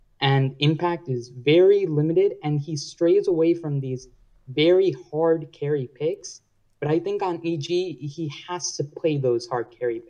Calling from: Long Island, New York, United States; I'm calling from Long Island, New York.

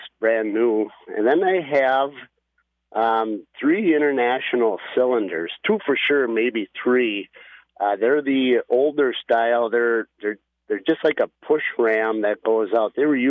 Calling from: Annandale, Minnesota, United States

